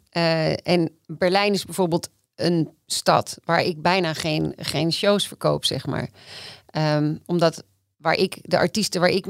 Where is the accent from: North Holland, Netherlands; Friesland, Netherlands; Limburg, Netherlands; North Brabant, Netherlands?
North Holland, Netherlands; Amsterdam; ik ben wel Amsterdammer